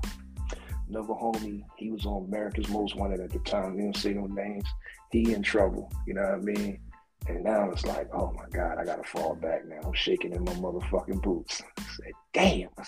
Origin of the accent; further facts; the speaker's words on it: Philadelphia, Pennsylvania, United States; I'm from Philly